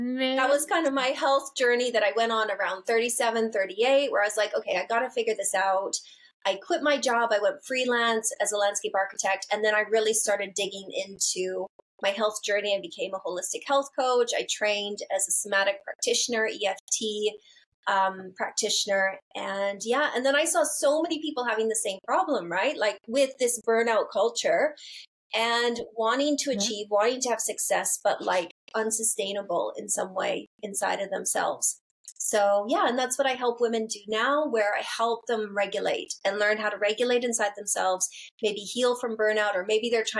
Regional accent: Canada; moved away; also born or lived in London; I grew up like in Canada where everyone's got a therapist.

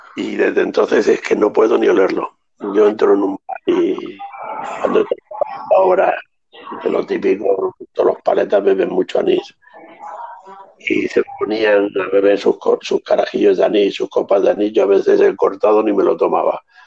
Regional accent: Andalusia, Spain; como andaluces que somos

